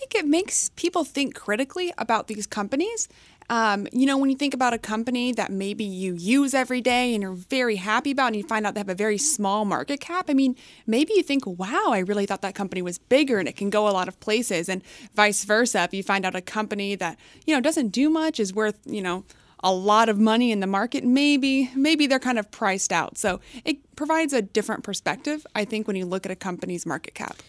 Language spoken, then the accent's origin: English; McKinney, Texas, United States; moved away as an adult; also born or lived in Connecticut; I come from McKinney, Texas, and that's going to sound like nothing to a lot of people because it's not much, but it's suburb of Dallas. So it was a nice area to grow up. Um, you know, I do have a bit of that Texas loyalty uh, even though I was not born in the state, but you know, raised there.